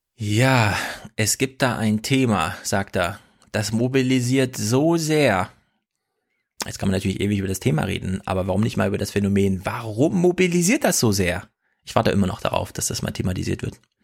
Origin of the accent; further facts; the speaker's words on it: Jena, Thuringia, Germany; Ich komme ja aus Jena Winzerla